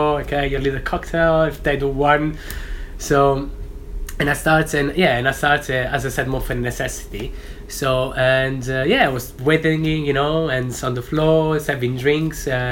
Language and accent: English; Sora, Lazio, Italy; now in London, United Kingdom; I come from Sora. Sora is a little town just on the south between Naples and Rome of 30,000 people.